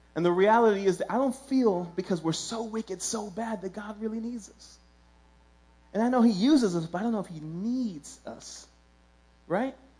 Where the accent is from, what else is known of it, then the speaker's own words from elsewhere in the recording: New York City, New York, United States; I grew up in Williamsburg.